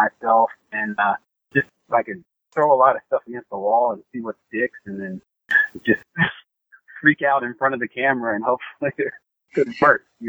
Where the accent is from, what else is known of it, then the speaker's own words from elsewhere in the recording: Alabama, United States; moved away as an adult; also born or lived in New York / Los Angeles; I'm from Alabama